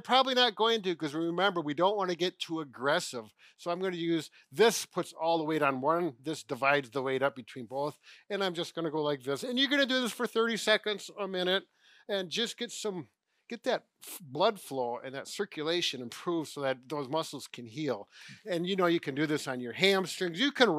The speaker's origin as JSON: {"language": "English", "region": "Wisconsin", "country": "United States", "said": "Well, you know, we're from Wisconsin. It's just part of the culture."}